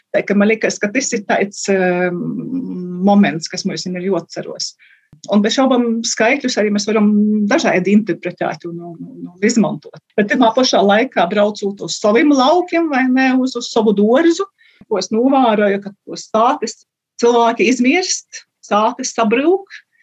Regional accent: Latgale, Latvia; accent: Latgalian; now in Norway; es nerunāju latviski, es runāju latgaļiski

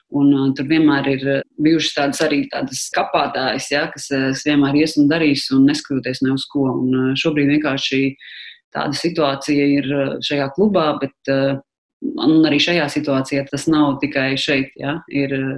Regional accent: Riga, Latvia; es esmu no Rīgas

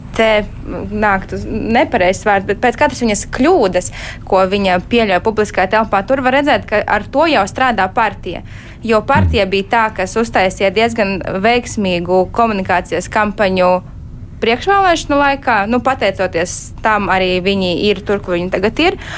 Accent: Rēzekne, Latgale, Latvia; Es pati esmu no Rēzeknes

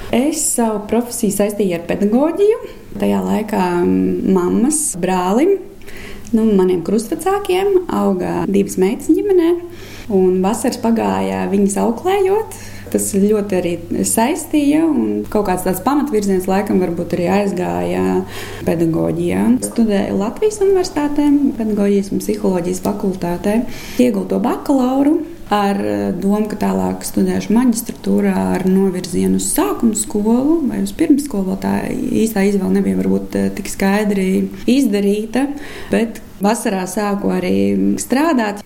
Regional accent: Engure, Tukums Municipality, Latvia; Es esmu no piekrastes, no Angūras. Bērnības gaitas pagājušas ir zvejnieks

